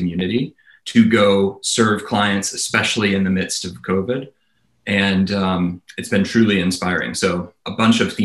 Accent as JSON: {"language": "English", "town": "Nashville", "region": "Tennessee", "country": "United States", "tie": "born or raised there", "moved": "yes", "said": "I was born and raised in Nashville, Tennessee."}